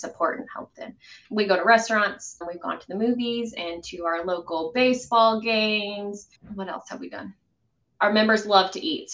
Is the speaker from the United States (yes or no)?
yes; Midland, Texas, United States; also born or lived in Lubbock, Texas; I happened to move back to my hometown of Midland